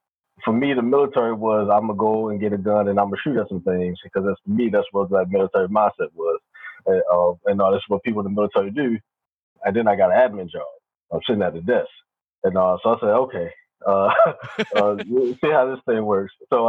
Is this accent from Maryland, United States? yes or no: yes; Baltimore, Maryland, United States; moved away as an adult; I grew up in Baltimore, Maryland.